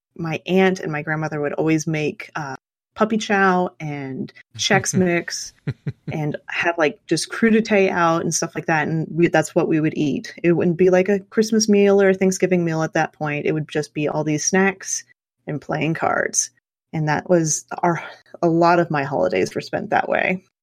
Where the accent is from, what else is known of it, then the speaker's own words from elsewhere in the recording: Southwest Kansas, United States; I grew up in Southwest Kansas, which is about as flat as you can possibly get